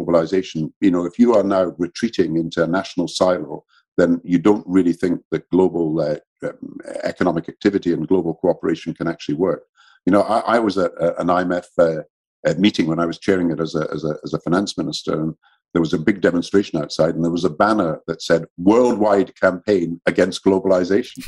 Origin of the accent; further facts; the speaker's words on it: Scotland, United Kingdom; I'm Scottish and British